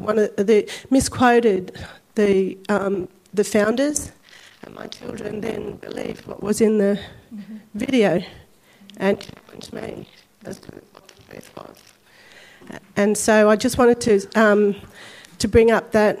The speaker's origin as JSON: {"language": "English", "town": "Sydney", "region": "New South Wales", "country": "Australia", "said": "I come from La Perouse, which is right on the shores of Botany Bay"}